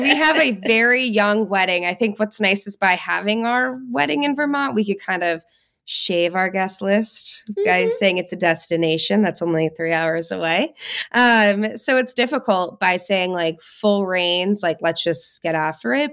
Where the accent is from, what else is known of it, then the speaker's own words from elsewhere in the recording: Connecticut, United States; we're originally from Connecticut. Both of us were born and raised in Connecticut